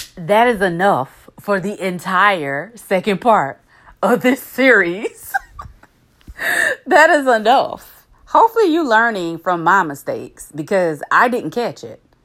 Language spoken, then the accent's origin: English; the backwoods of the South, United States; I'm from the backwoods of the South now